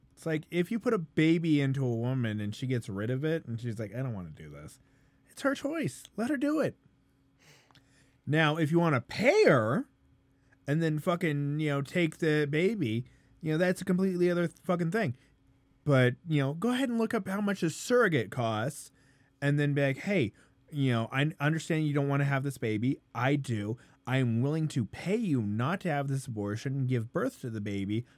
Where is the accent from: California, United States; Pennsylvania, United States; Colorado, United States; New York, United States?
Colorado, United States